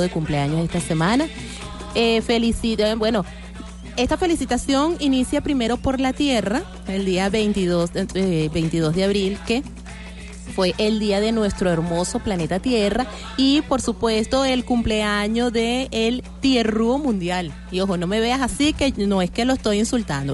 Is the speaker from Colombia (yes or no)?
no; Venezuela; somos los venezolanos pachangueros